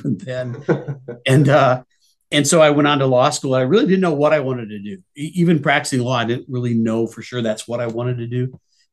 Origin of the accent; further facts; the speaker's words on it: North Iowa, United States; moved away as an adult; Grew up in North Iowa for about 27 years or so